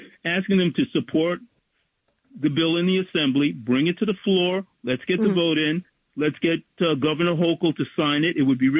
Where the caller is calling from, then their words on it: Bronx, New York, United States; Bronx, New York.